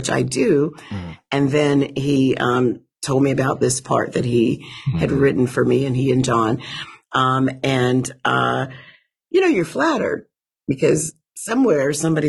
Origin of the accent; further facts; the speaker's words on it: Alabama, United States; I'm from Alabama and there's not a lot of ice.